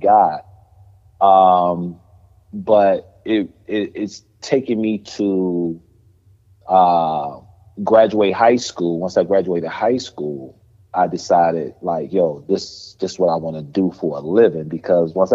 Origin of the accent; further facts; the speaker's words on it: Chicago, Illinois, United States; I grew up on the south side of Chicago